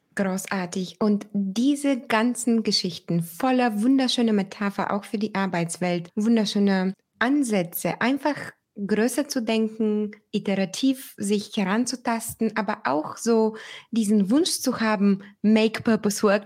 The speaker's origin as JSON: {"language": "German", "country": "Bulgaria", "moved": "yes", "said": "mein Heimatland Bulgarien"}